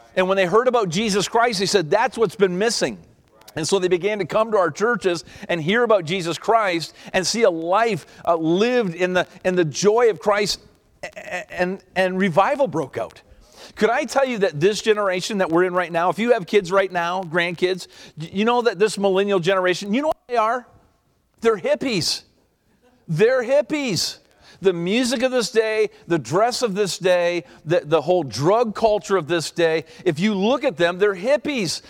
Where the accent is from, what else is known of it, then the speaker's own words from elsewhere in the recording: Canada; I'm from Canada